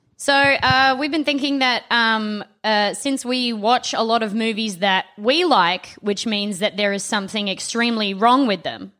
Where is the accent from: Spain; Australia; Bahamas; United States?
Australia; South Australia; Devon isn't what we called it in South Australia